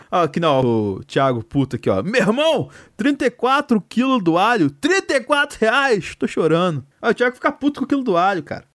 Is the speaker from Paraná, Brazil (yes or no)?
no; Minas Gerais, Brazil; eu sou de Minas Gerais